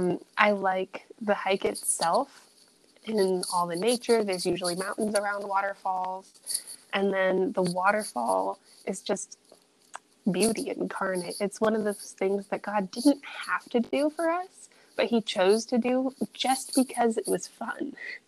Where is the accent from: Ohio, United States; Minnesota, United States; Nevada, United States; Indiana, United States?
Ohio, United States; also born or lived in Maryland / Tennessee / Dominican Republic / Arizona; I was born in Maryland, raised in Ohio. I lived in Tennessee for 6 years. I lived in the Dominican Republic for 1 year.